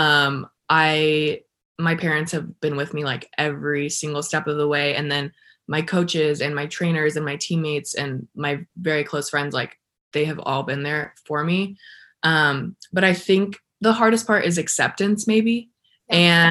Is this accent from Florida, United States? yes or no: no; El Paso, Texas, United States; also born or lived in Arizona; I'm from El Paso, Texas